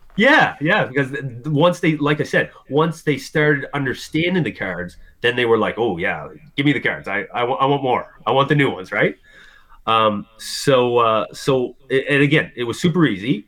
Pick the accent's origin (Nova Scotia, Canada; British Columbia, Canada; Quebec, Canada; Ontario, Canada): Nova Scotia, Canada; Halifax; I'm from Halifax, Nova Scotia, Canada.